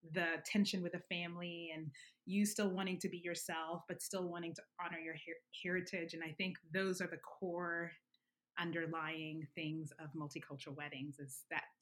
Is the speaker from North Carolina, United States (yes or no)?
no; Alabama, United States; now in New York, United States; until I came to New York, I didn't realize how much of a bubble it was. Um, I would definitely Alabama's very black and white.